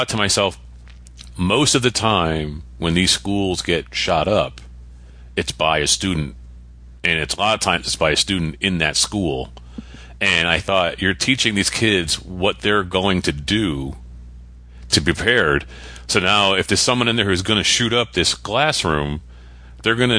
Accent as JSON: {"language": "English", "region": "Connecticut", "country": "United States", "said": "I always drop the last letter half the time because I'm from New England"}